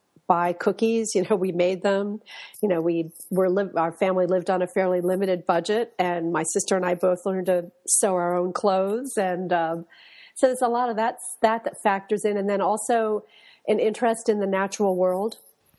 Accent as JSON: {"language": "English", "town": "Westport", "region": "Connecticut", "country": "United States", "tie": "born or raised there", "said": "I grew up in Westport, Connecticut, which is about an hour or so away from New York City."}